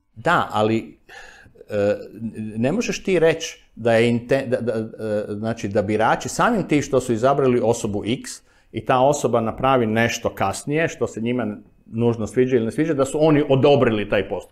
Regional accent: Zagreb, City of Zagreb, Croatia; kad sam rođen e, u Sigetu i proveo prvih 25 godina, 23, 24 godine života u Sigetu

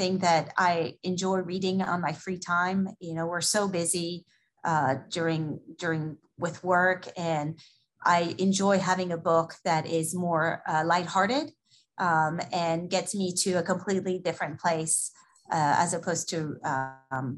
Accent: France; moved away as an adult; now in Houston, United States; I am from France originally. I moved to the U.S. In 99. I came for my business school degree and never left.

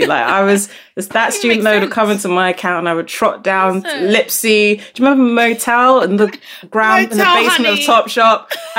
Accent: Nigeria; now in London, United Kingdom; my class status changed from when we moved from Nigeria to London

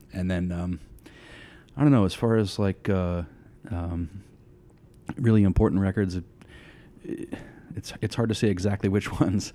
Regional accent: Litchfield, New Hampshire, United States; also born or lived in Hudson, New Hampshire; I grew up in, uh, southern New Hampshire

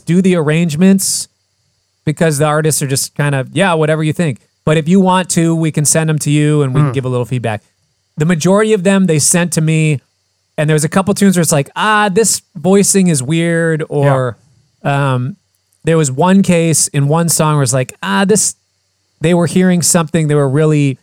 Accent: Fridley, Minnesota, United States; also born or lived in Poughkeepsie, New York; I grew up in Fridley.

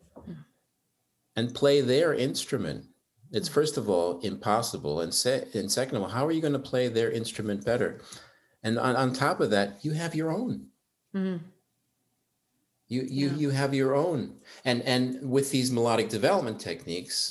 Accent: Germany; moved away as an adult; now in United States; I grew up in Germany, and up until age 19, nobody called me

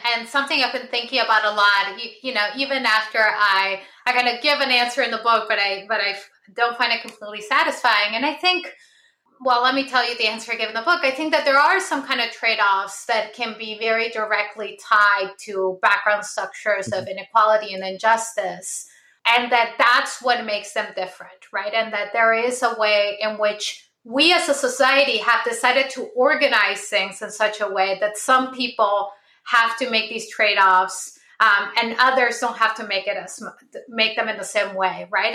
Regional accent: Lima, Peru; moved away; I was born in Lima, Peru, uh, in uh, 1979. So I, I grew up in the 80s uh, in Peru

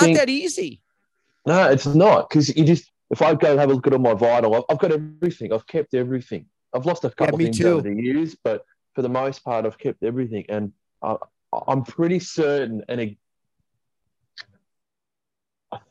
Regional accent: Australia; being Australian as well, it's just so ingrained in our culture

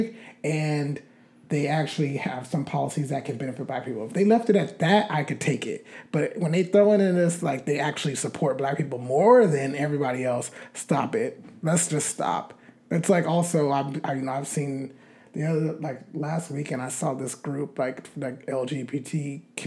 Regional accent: United States; As an American voter and an American citizen

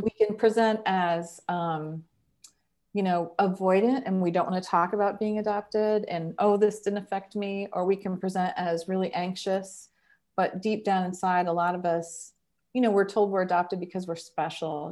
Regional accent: Columbus, Ohio, United States; now in Cincinnati, United States; I grew up in Col-, Columbus, and now I live in Cincinnati

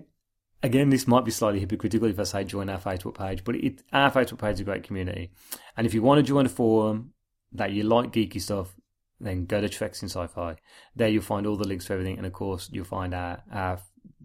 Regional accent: Birmingham, West Midlands, United Kingdom; We're two blokes from Birmingham

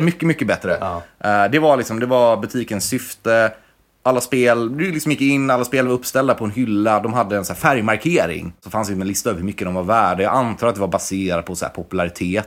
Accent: Varberg, Halland County, Sweden; moved away; Jag är från Varberg från början.

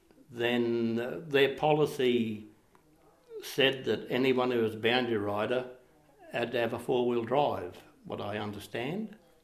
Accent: Hungerford, Queensland, Australia; also born or lived in Tibooburra; I was born in Titborough. Then we went to Bindara Gate, which was one of the stations on the border fence, about 1948-49, we moved to Hungerford, which is about 250-odd K from Bourke.

